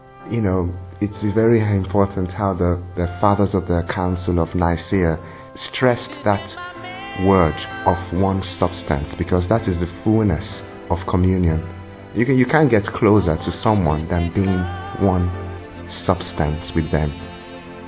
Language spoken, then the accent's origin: English; Nigeria; I am from Nigeria